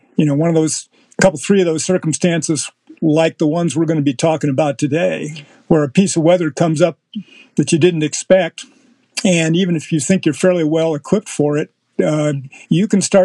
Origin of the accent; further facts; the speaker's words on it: United States; moved away as an adult; also born or lived in central Kansas; I grew up essentially on the Mississippi River, right where the Illinois comes